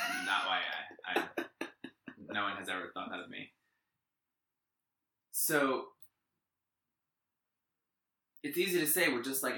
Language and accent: English; New York, United States; now in Massachusetts, United States; I'm from New York.